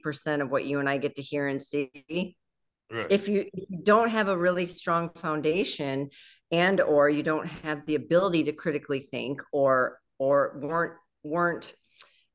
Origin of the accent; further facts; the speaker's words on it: just outside of Detroit, Michigan, United States; I grew up just outside of Detroit